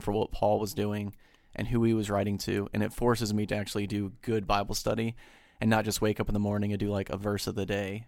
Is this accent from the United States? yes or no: yes; United States; me as an American